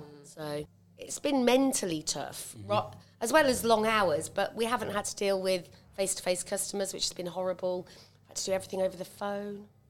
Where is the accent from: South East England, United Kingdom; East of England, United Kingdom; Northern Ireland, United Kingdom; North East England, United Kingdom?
East of England, United Kingdom; Cambridge; also born or lived in Stamford; now in Uffington, United Kingdom; originally, I'm a nurse from Cambridge.